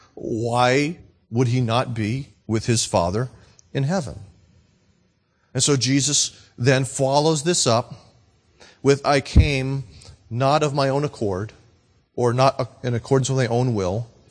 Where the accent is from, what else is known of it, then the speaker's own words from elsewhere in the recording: Nashua, New Hampshire, United States; I'm from Nashua, New Hampshire.